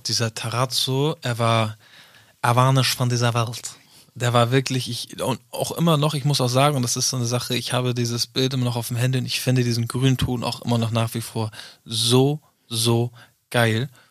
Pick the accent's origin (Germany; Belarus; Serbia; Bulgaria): Germany; Northern Germany; ich komme aus dem Norden